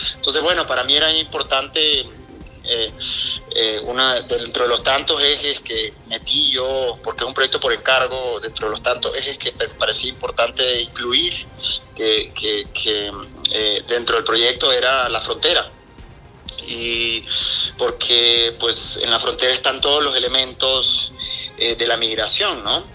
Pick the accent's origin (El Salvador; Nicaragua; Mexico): Nicaragua; siendo nicaragüense